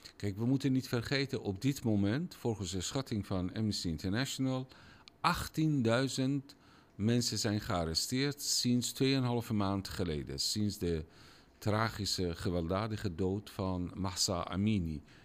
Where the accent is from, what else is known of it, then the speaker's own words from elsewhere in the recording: Iran; Dutch is a second language; moved away as an adult; now in Netherlands; het land waar ik vandaan kom